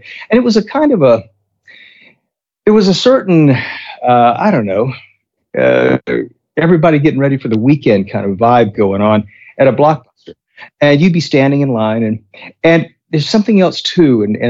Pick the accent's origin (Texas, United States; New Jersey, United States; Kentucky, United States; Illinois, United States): Texas, United States; I'm a Texan